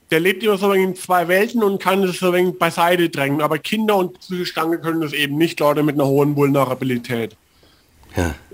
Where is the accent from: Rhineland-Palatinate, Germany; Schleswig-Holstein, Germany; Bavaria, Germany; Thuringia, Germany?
Bavaria, Germany; ich bin 40 Jahre alt ich bin ab meinem zweiten, dritten Lebensjahr sind wir in ein kleines fränkisches Dorf bei Würzburg gezogen